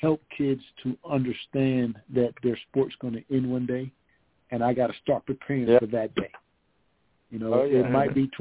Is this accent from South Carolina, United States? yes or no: yes; Conway, South Carolina, United States; my hometown of Conway, South Carolina